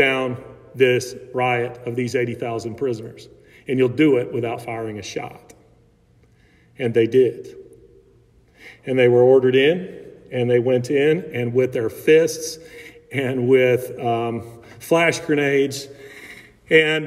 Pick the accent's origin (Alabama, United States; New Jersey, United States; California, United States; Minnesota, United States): Alabama, United States; I grew up in Alabama